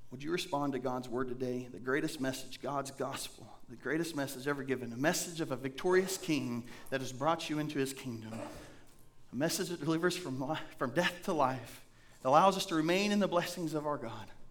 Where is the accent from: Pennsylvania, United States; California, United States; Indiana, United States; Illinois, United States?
Indiana, United States; now in Blackfoot, United States; I'm from Indiana and we have caves up there